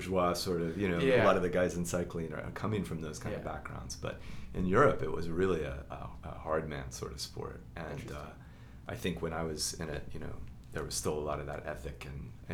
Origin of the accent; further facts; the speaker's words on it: Oklahoma City, Oklahoma, United States; also born or lived in France / California; I'm from here, Oklahoma City.